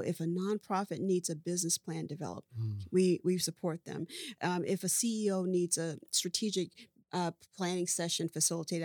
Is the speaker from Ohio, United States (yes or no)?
yes; Dayton, Ohio, United States; moved away as an adult; also born or lived in California / Atlanta / Florida; I was born and raised in Dayton, Ohio